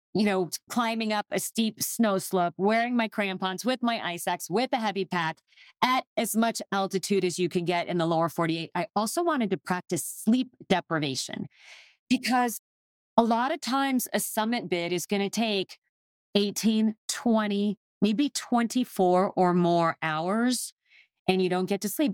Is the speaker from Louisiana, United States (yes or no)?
no; Phoenix, Arizona, United States; I grew up in Phoenix, Arizona